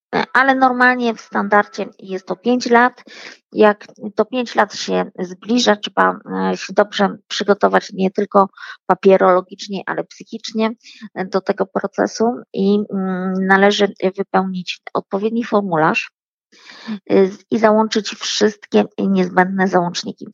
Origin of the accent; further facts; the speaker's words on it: Poland; now in France; urodziliśmy się w Polsce